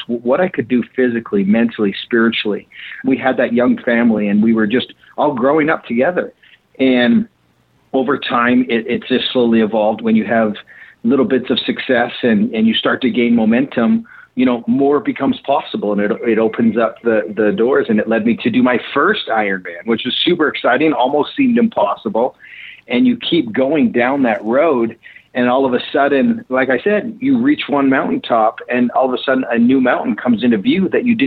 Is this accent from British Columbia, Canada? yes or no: no; Calgary, Alberta, Canada; moved away as an adult; now in Utah, United States; I grew up in Canada and then made my way to Utah, where I live now